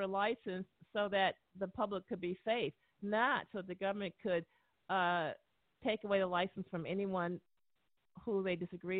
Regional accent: United States; born there; I was born and educated in the United States as a physician.

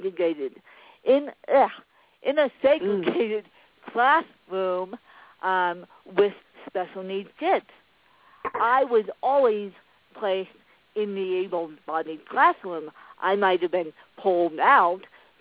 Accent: Aspen, Colorado, United States; I was born in Aspen, Colorado

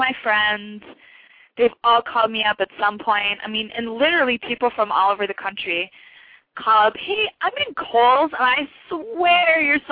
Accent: Milwaukee, Wisconsin, United States; I'm actually from Milwaukee

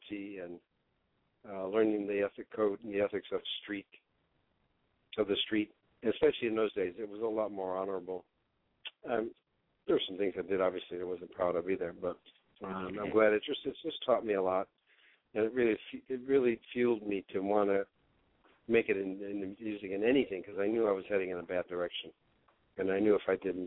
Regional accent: Chicago, Illinois, United States; growing up in Chicago in the Italian neighborhoods

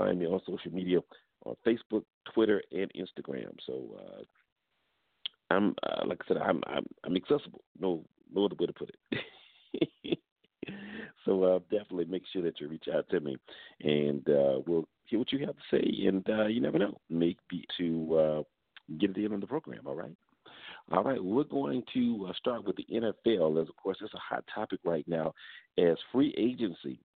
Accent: Atlanta, Georgia, United States; coming to you from my hometown, the capital of Georgia, of Atlanta

